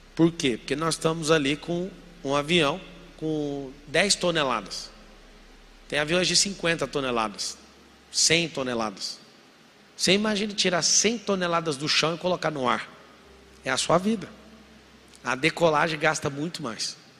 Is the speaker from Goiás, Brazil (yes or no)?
yes; Goiânia, Goiás, Brazil; morava em Goiás, sou de Goiânia, nascido em Goiânia